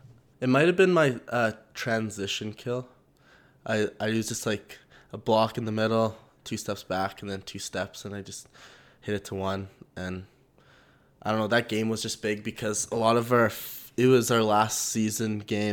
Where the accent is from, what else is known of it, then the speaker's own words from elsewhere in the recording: Calgary, Alberta, Canada; born and raised in Calgary